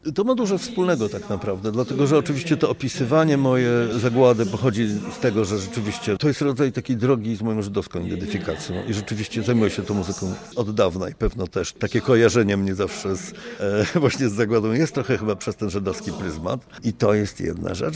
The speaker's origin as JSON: {"language": "Polish", "town": "Gdańsk", "region": "Pomeranian Voivodeship", "country": "Poland", "said": "jestem z Pomorza, jestem z Gdańska, więc to jest też jakby taki mój rejon"}